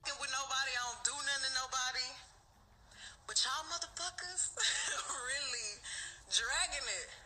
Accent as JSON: {"language": "English", "town": "Houston", "region": "Texas", "country": "United States", "said": "I'm from Houston. I'm from the motherfucking South Side."}